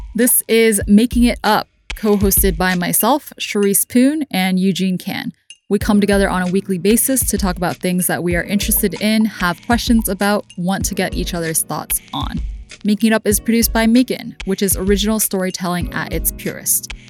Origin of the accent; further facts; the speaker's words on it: Hong Kong; also born or lived in United States; I did grow up as a kid for some years in the States, but the majority of my life I've spent in Hong Kong.